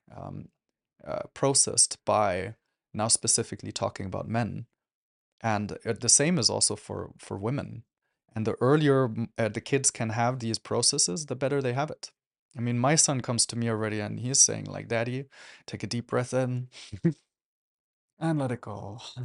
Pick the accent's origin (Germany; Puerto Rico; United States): Germany; I grew up in Germany